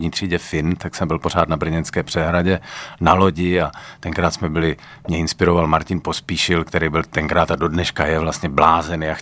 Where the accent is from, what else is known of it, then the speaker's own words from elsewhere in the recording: Brno, South Moravian Region, Czechia; accent: Brno; moved away as an adult; now in Prague, Czechia; 14 let bydlím v Praze, ale tak, ale můžu mluvit brněnsky